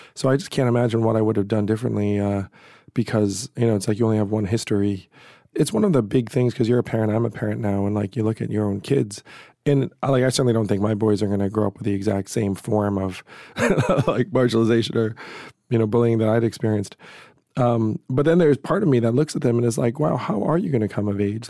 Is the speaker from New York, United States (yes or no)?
yes; Schenectady, New York, United States; I was born in Schenectady, New York